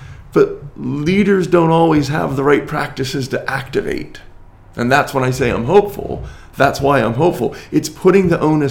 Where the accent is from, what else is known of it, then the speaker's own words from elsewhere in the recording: United States; as an American